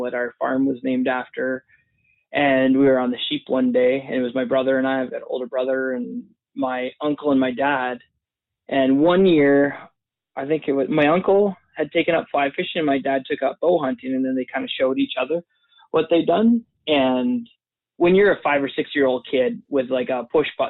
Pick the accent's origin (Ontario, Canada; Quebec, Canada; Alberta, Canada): Alberta, Canada; also born or lived in Boyle / Red Deer; now in Calgary, Canada; I was born in Calgary here. And then I lived the first few years of my life down in Southern Alberta, a little town called Boyle